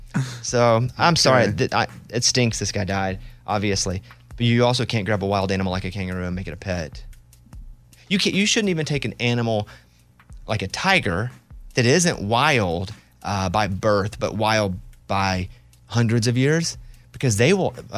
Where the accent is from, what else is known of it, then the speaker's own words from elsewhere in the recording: Mountain Pine, Arkansas, United States; No, but that's how I play. I grew up in Mountain Pine, Arkansas.